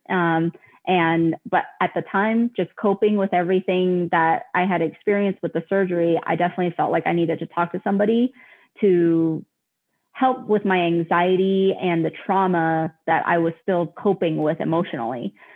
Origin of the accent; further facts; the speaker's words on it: Colorado, United States; I am actually from Colorado, born and raised.